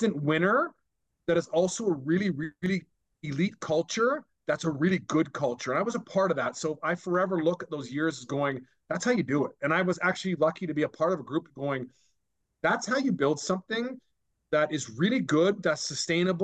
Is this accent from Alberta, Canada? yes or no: no; Vancouver, British Columbia, Canada; to be in an organization that was doing well at that time in my hometown.